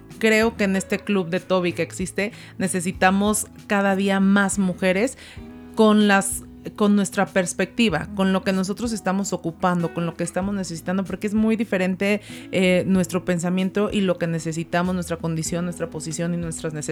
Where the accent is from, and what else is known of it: Zacatecas, Mexico